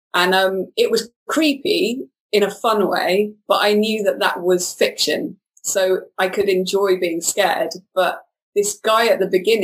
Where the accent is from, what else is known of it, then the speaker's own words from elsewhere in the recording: Wales, United Kingdom; moved away; also born or lived in London; I'm from Wales originally and kind of moved to London when I was younger because I wanted to become a filmmaker.